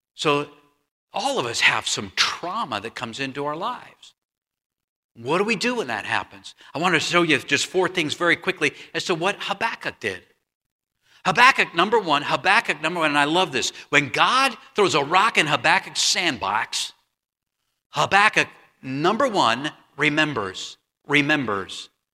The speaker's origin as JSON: {"language": "English", "town": "Huntington Beach", "region": "California", "country": "United States", "tie": "born or raised there", "moved": "as an adult", "said": "I grew up in Huntington Beach, California, Huntington Beach, California"}